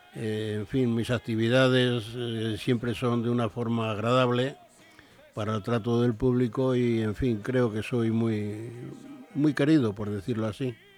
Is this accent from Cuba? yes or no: no; Madrid, Community of Madrid, Spain; now in Leganés, Spain; yo nací en Carabanchel y, aquí yo, aunque me he venido a Leganés